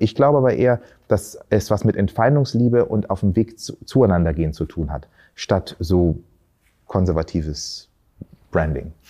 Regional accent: Berlin, Germany; also born or lived in Tanzania; ursprünglich aus Tansania, bin aber hier in Berlin aufgewachsen

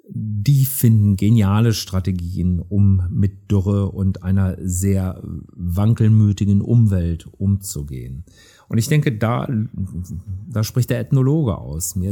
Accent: Rhineland, Germany; als Rheinländer bin ich Optimist

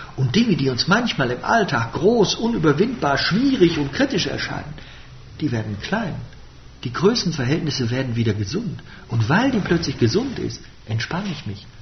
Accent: Bonn, North Rhine-Westphalia, Germany; ich bin im Rheinland geboren, ich bin in Bonn geboren und ich bin auch ein Rheinländer

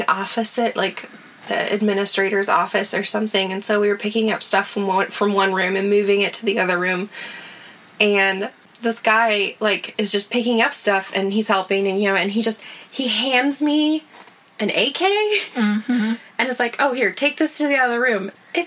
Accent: United States; moved away as an adult; now in Iraq; we're American

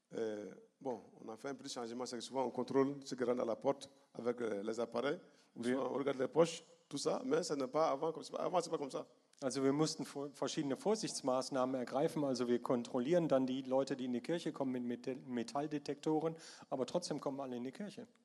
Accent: Bamako, Mali; German is a second language; Manchmal ist das passiert, dass in Sivare weiter im {S1} Norden {S0} oder bei uns in Bamako in der Hauptstadt.

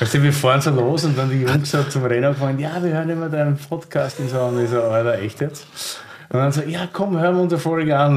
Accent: Berlin, Germany; als Berliner

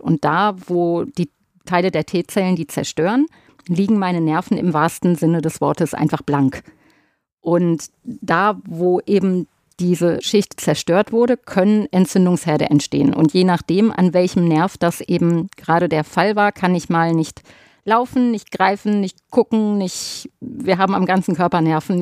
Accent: Ruhr area, North Rhine-Westphalia, Germany; bei uns im Pott

